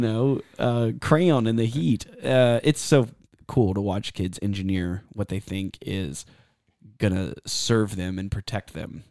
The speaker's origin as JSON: {"language": "English", "region": "Texas", "country": "United States", "said": "I'm from Texas"}